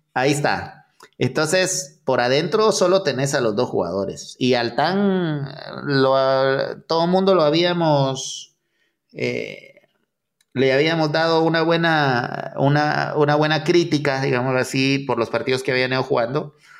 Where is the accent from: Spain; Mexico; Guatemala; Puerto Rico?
Guatemala; como buenos chapines